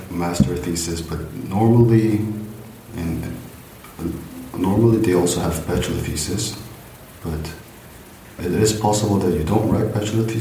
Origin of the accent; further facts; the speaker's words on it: Jeju, South Korea; English is a second language; moved away as an adult; also born or lived in Daejeon, South Korea / Canada / India; now in Germany; I'm from South Korea.